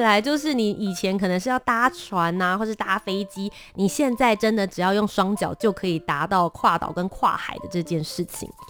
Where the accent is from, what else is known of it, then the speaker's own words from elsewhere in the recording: Taipei, Taiwan; also born or lived in Kaohsiung, Taiwan; 我小时候是在高雄出生，然后到幼稚园时间，然后后来到台北，就来念小学、中学、大学这样